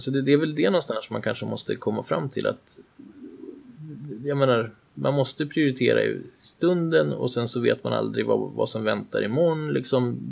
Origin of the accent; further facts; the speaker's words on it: Sweden; som svensk